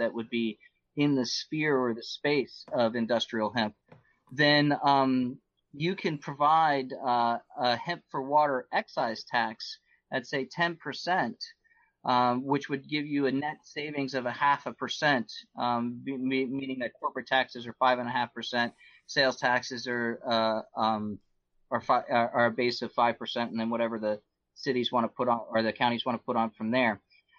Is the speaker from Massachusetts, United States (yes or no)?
no; Florida, United States; destroying the ecosystems of this South Fork of the St. Lucie River and the Indian River Lagoon, where I grew up on the East Coast.